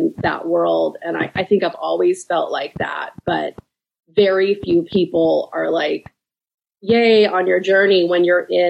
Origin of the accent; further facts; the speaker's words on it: Orange County, California, United States; now in Los Angeles area, United States; I grew up in Orange County, which is about 20 miles south.